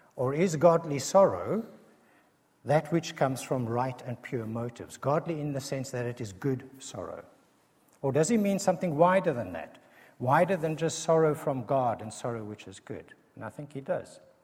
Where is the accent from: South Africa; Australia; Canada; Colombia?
South Africa; accent: South African; a South African accent